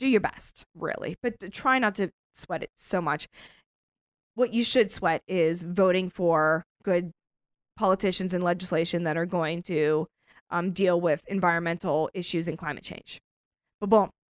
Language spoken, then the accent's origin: English; United States; we're American